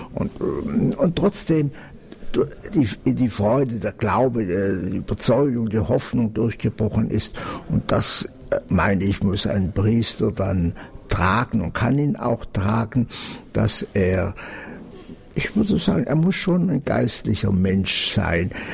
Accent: Allgäu, Bavaria, Germany; Ich selber bin groß geworden im Allgäu

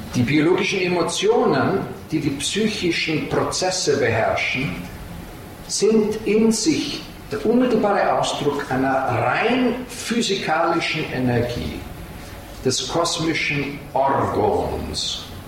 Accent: Salzburg, Austria; moved away; Ich komme aus Salzburg ursprünglich

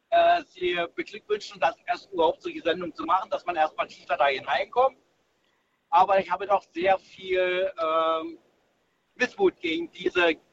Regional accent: East Germany, Germany; Und ich bin in der DDR aufgewachsen, da war der Biologieunterricht und ich fand das recht gut.

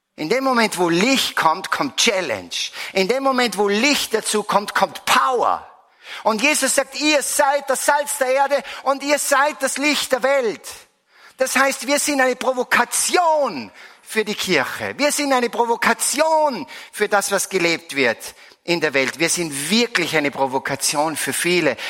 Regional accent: Salzburg, Austria; Ich komme aus Salzburg, bin seit vielen, vielen Jahren, seit eigentlich 30 Jahren hier in der Erzdiözese verankert

